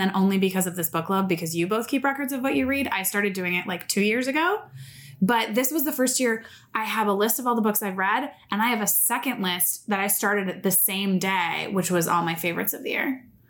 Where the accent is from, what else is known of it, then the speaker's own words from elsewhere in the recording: Santa Barbara, California, United States; now in Los Angeles, United States; I'm a development executive in a small production company here in Los Angeles. I grew up in Santa Barbara, so I've been a Southern Californian girl my whole life.